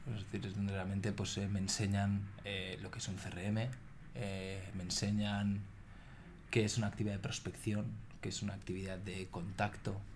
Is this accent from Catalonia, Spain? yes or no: yes; Barcelona, Catalonia, Spain; soy un chico de Barcelona, Em, tengo 36 años, casado, sin hijos. Eh, estudié, estudié aquí, tanto el colegio como la universidad